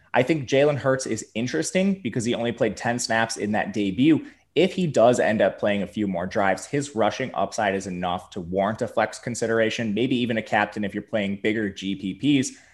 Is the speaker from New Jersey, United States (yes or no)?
no; Milwaukee, Wisconsin, United States; I'm from Milwaukee.